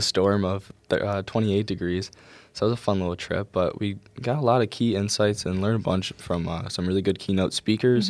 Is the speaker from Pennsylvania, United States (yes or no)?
no; Rochester, New York, United States; moved away; back in my hometown, Rochester